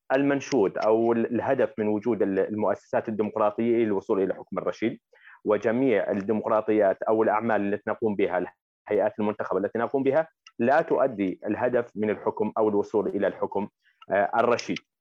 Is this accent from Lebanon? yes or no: no; Jordan